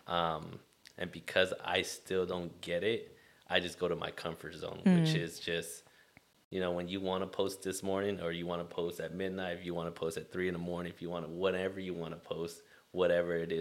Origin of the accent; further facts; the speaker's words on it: Long Beach, California, United States; Being born and raised in Long Beach